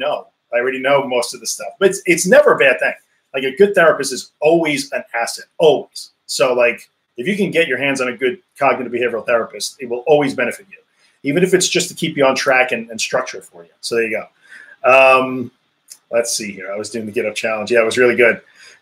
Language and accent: English; United States; accent: American; I'm in the US, as you can tell by my awesome American accent